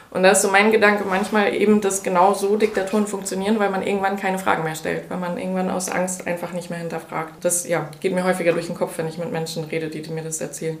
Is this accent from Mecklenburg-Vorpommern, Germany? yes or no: yes; Mecklenburg-Vorpommern, Germany; Ich komme aus Mecklenburg-Vorpommern, bin hier aufgewachsen